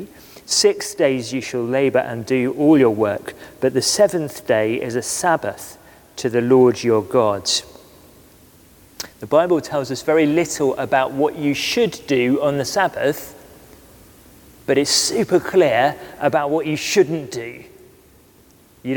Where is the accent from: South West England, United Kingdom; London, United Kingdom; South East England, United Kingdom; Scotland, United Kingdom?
South West England, United Kingdom; West Cornwall; moved away; we grew up together in West Cornwall